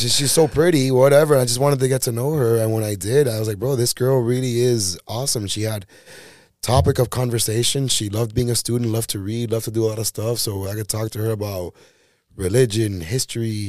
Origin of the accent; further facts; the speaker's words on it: Miami, Florida, United States; I'm from Miami original back in the day. You know, yeah. Like I was born and raised here